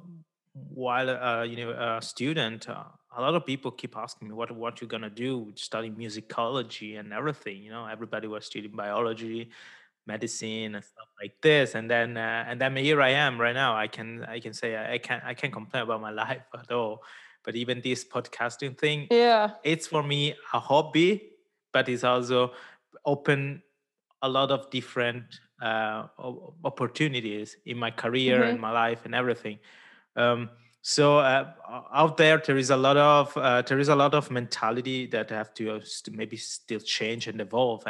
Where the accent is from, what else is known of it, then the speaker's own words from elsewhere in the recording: Ticino, Switzerland; I come from the South. Yeah. I grew up in Ticino